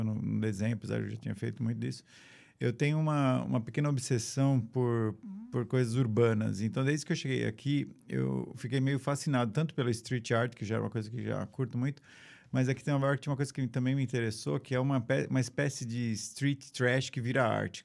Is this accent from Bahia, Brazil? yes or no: no; São Paulo, Brazil; moved away as an adult; also born or lived in São Caetano do Sul, Brazil / California, United States; eu nasci em São Caetano do Sul, sou de São Paulo, cresci, cresci em São Paulo